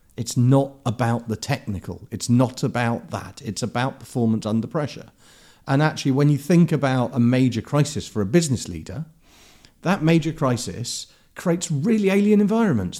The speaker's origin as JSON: {"language": "English", "region": "London", "country": "United Kingdom", "tie": "born or raised there", "also_born_or_lived": "Herne Hill", "said": "I grew up in Clapham"}